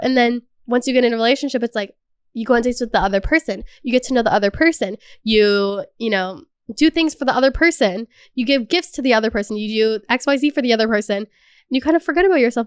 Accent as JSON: {"language": "English", "country": "Canada"}